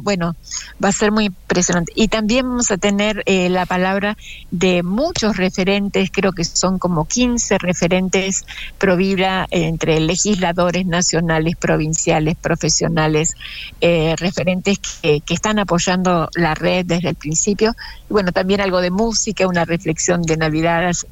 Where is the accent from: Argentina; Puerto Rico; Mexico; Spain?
Argentina; Río Negro; somos de Río Negro y estamos en el Alto Valle